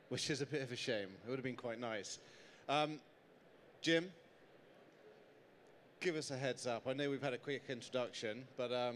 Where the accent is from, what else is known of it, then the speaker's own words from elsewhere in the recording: United Kingdom; I'm not from around here, I'm from the UK